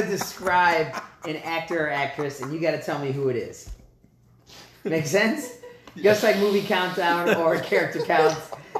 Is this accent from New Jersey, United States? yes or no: yes; Englewood, New Jersey, United States; born there; I was born in Inglewood, New Jersey.